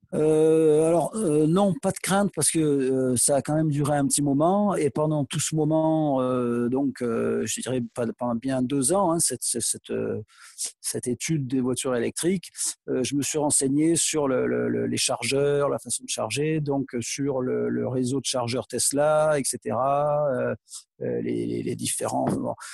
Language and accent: French; Aix-en-Provence, Provence-Alpes-Côte d'Azur, France; je suis originaire d'Aix et j'ai encore euh, de la famille là-bas